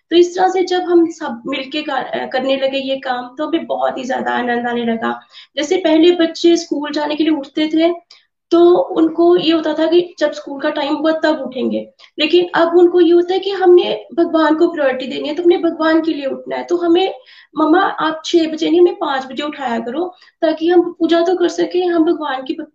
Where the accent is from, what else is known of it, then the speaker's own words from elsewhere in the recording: Pathankot, Punjab, India; मैं पठानकोट से हूँ